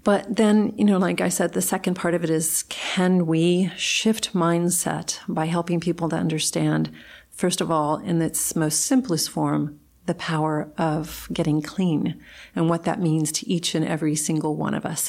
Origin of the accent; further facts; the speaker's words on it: South Texas, United States; moved away; growing up in South Texas in a small community